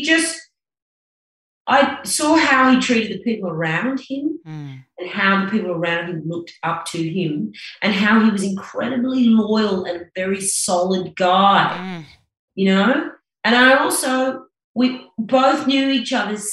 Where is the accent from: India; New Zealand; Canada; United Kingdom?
New Zealand; also born or lived in South Africa; When I was about 3 months old, I was picked up by an aunt and taken to New Zealand to be raised by my grandparents.